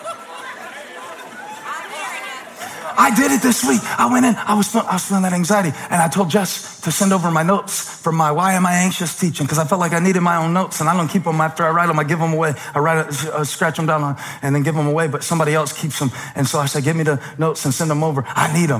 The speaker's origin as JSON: {"language": "English", "town": "Moncks Corner", "region": "South Carolina", "country": "United States", "tie": "born or raised there", "moved": "yes", "lives_now": "Charlotte, United States", "said": "growing up in Monk's Corner"}